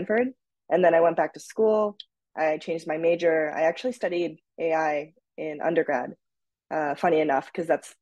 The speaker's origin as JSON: {"language": "English", "region": "Tokyo", "country": "Japan", "tie": "born or raised there", "also_born_or_lived": "United States / Minnesota", "moved": "yes", "said": "I was actually born and raised in Tokyo, Japan"}